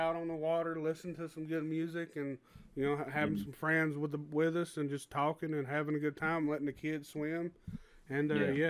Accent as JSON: {"language": "English", "region": "Southern United States", "country": "United States", "said": "you know, I'm from the South, and you know a lot of Southern people, we like to swim in lakes and rivers."}